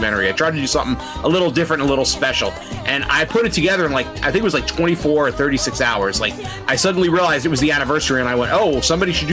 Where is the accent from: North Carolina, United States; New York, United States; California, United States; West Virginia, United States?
New York, United States; I'm from New York.